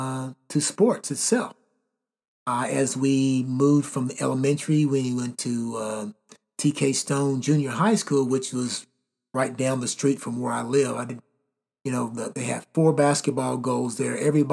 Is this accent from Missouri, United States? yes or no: no; Elizabethtown, Kentucky, United States; now in Indiana, United States; growing up in Elizabethtown, all sports, everything that we did was based on just getting out and having fun.